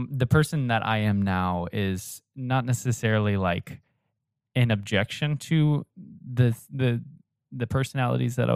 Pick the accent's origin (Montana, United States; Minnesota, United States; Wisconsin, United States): Minnesota, United States; especially growing up in Minnesota, I was 45 minutes from John Piper's church.